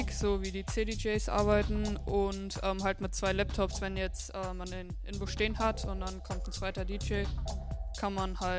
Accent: Hofheim am Taunus, Hesse, Germany; ich bin 14, äh, ich komme hier aus Hofheim.

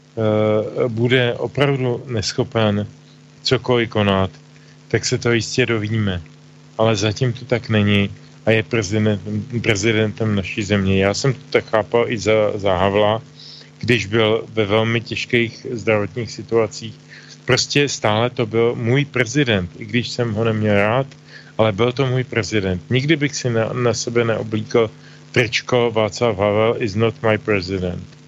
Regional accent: Czechia; u nás v Čechách

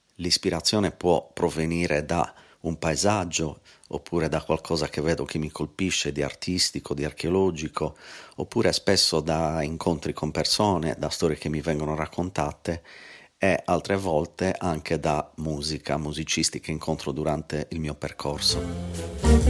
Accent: Cagliari, Sardinia, Italy; Cagliari, la mia città natale

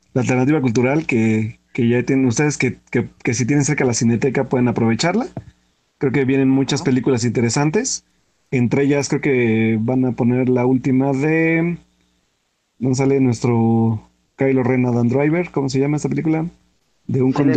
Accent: Pachuca, Hidalgo, Mexico; soy de Pachuca

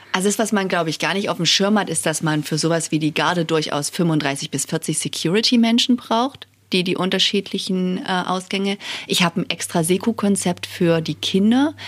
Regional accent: Saxony, Germany; also born or lived in Görlitz / Chemnitz / United States / Prague; now in Dresden, Germany; Ich bin gebürtige Sächsin und muss zugeben, ähm, nach dem Abi wollte ich immer nie nach Dresden. Das war irgendwie viel zu nah dran, weil ich aus dem Umland komme

